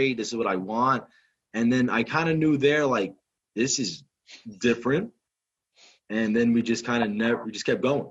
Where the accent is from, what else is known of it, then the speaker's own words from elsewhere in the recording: Hudson County, New Jersey, United States; I'm from Hudson County